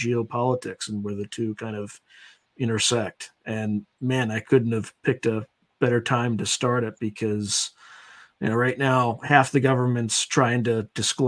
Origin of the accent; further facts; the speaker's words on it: Wilmington, Delaware, United States; moved away as an adult; I was originally from Wilmington, Delaware